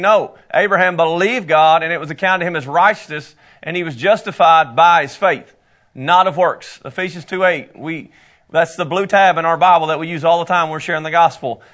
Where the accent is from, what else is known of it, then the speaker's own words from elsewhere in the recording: United States; accent: country; my country accent